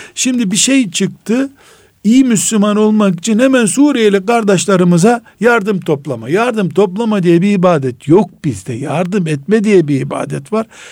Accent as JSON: {"language": "Turkish", "region": "Black Sea Region", "country": "Turkey", "said": "ben Karadeniz adamıyım"}